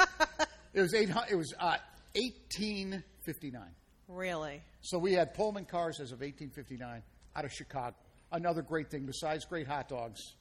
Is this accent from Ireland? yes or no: yes; Ireland; And I'm Irish, and, and, and we never tell a lie.